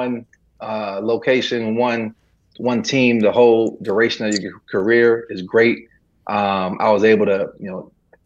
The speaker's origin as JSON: {"language": "English", "town": "Coatesville", "region": "Pennsylvania", "country": "United States", "tie": "born or raised there", "also_born_or_lived": "Lancaster, Pennsylvania", "moved": "as an adult", "lives_now": "Southern United States", "said": "born in Lancaster, grew up in Coatesville, and been in the South since for about the last 15 years"}